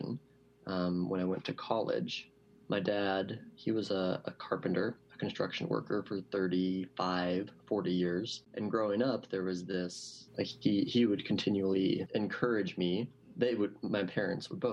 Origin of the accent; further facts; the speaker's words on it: Reno, Nevada, United States; moved away as an adult; also born or lived in Southern California / San Francisco / Seattle; I grew up here in Reno, south of Reno in Washoe Valley